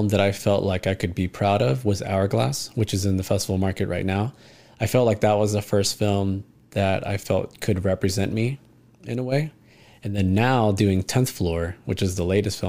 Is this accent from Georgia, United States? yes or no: no; Alvin, Texas, United States; that's where I grew up in Alvin